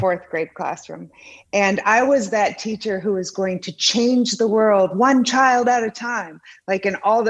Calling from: Naples, Florida, United States; I am in Naples, Florida.

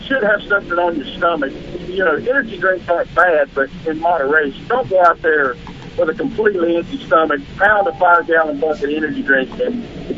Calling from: Charlotte, North Carolina, United States; This is that kid, 4 feet, man. Charlotte, North Carolina. How you guys doing?

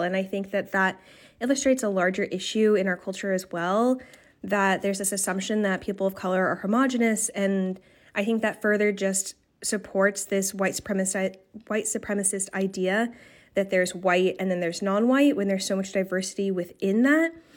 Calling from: New York City, New York, United States; I'm calling in from Brooklyn

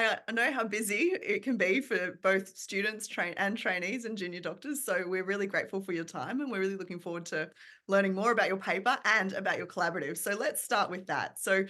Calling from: Melbourne, Victoria, Australia; I'm recording from Naarm, Melbourne, from the lands of the Boon Wurrung people

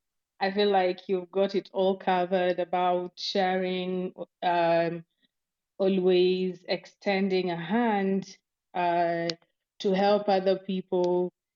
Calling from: Nairobi, Kenya; This is Lavenda. I'm speaking from Nairobi, Kenya.

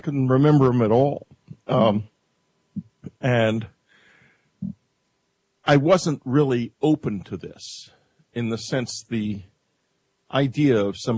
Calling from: New York City, New York, United States; I'm calling from New York City.

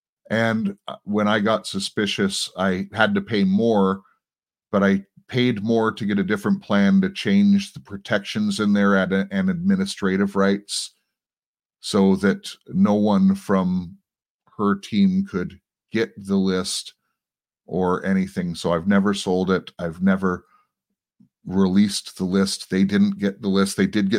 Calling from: Toronto, Ontario, Canada; First of all, I'm broadcasting from Toronto, Canada.

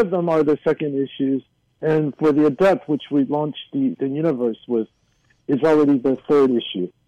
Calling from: Hacienda Heights, California, United States; It's funny he should say because I am calling in from Hacienda Heights. I'm I'm less than a mile from Hsi Lai Temple.

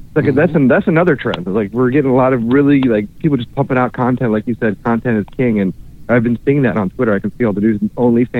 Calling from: Orlando, Florida, United States; Hi, it's … checking in from Orlando, Florida.

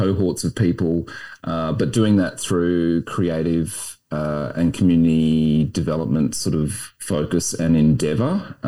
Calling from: Brisbane, Queensland, Australia; I'm joining you from Meanjin, otherwise known as Brisbane.

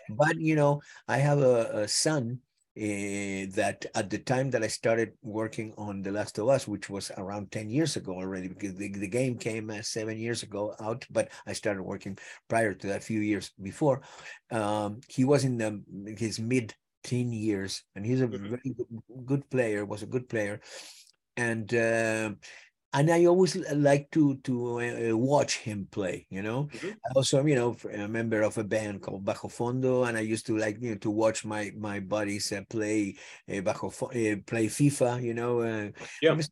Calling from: Los Angeles, California, United States; From Los Angeles, home. This is home.

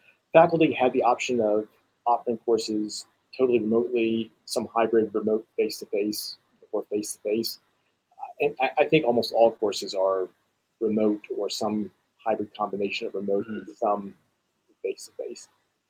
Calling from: Davidson, North Carolina, United States; I'm calling from Davidson College in Davidson, North Carolina. We're about 25 miles north of Charlotte.

